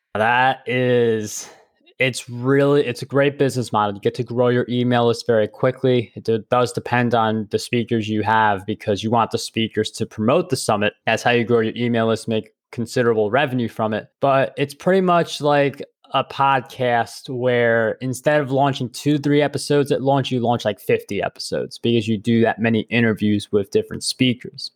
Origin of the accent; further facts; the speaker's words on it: New York, United States; I'm a New Yorker